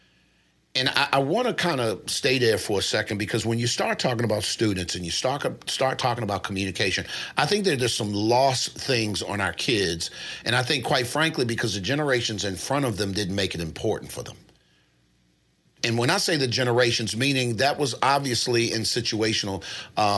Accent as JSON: {"language": "English", "town": "Baltimore", "region": "Maryland", "country": "United States", "said": "I'm from Baltimore."}